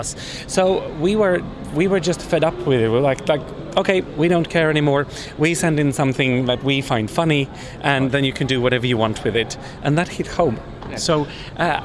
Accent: Finland; I'm from Finland

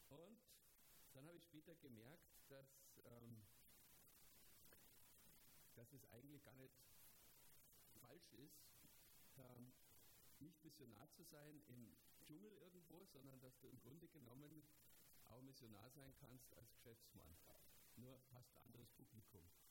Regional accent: Germany; bei uns in Deutschland

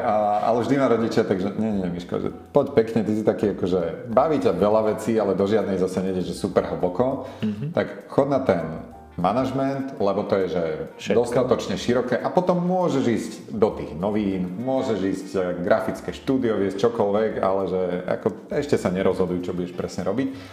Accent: Martin, Žilina Region, Slovakia; moved away as an adult; now in Bratislava, Slovakia; No ja pochádzam z Martina, kde som strávil vlastne celú svoju mladosť.

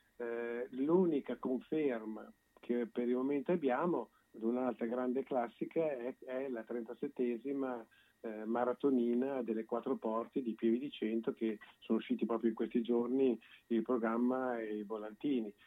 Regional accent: Bologna, Emilia-Romagna, Italy; da bolognesi

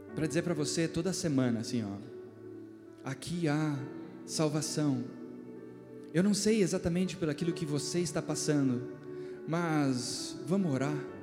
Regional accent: Brazil; nós como brasileiros

